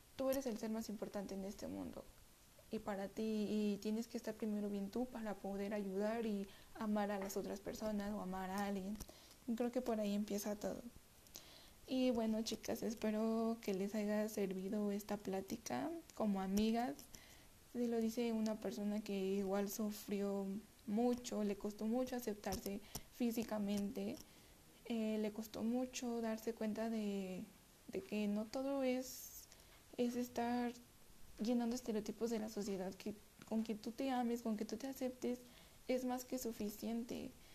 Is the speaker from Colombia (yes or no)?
no; Mexico City, Mexico; soy de la Ciudad de México